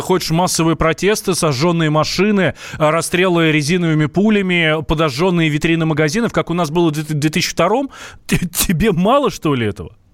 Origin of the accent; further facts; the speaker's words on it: Moscow, Russia; я москвич